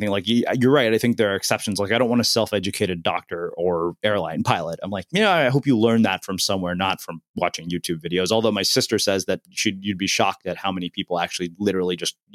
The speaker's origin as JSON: {"language": "English", "country": "Canada", "said": "I am Canadian, yeah."}